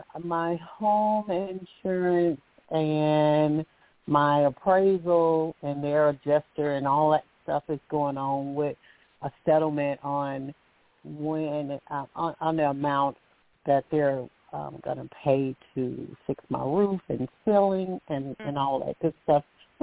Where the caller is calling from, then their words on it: Alabama, United States; I'm calling from Alabama, and my birthday is February the 6th, 1973.